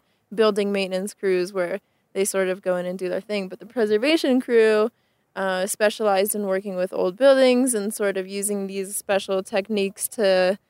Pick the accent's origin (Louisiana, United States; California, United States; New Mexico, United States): New Mexico, United States; southern; moved away; also born or lived in Albuquerque, New Mexico; Raised in southern New Mexico.